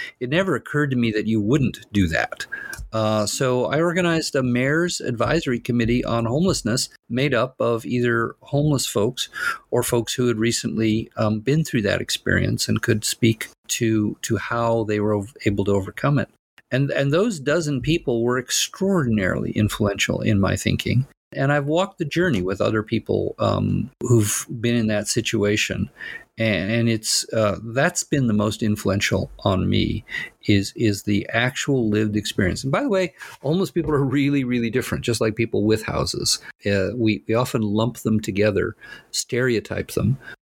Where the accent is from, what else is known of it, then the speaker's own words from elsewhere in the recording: Pasadena, California, United States; I grew up in Pasadena. I'm proud of Pasadena. Pasadena has shaped me.